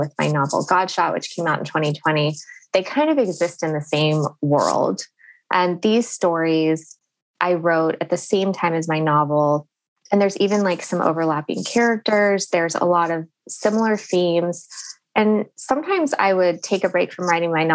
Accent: Fresno, California, United States; I grew up in Fresno, which is really the center of it

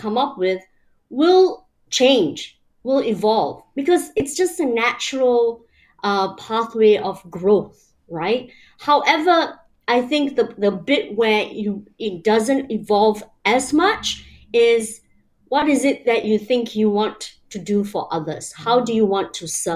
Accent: Malaysia; moved away; I grew up in Malaysia, you know, I've lived around the world

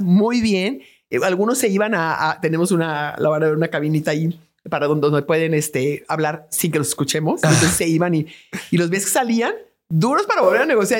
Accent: Mexico; los mexicanos somos súper creativos, los mexicanos somos profundamente inteligentes

